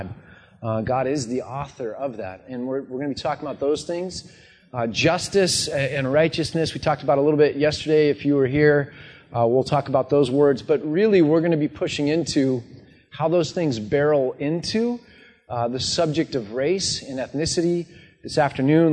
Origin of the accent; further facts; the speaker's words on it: United States; So I grew up in the States, I said, but my dad's a Dutch immigrant